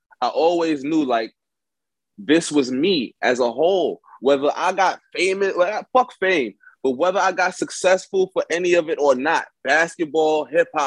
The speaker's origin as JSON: {"language": "English", "town": "New York City", "region": "New York", "country": "United States", "tie": "born or raised there", "said": "growing up in Bed-Stuy, Brooklyn"}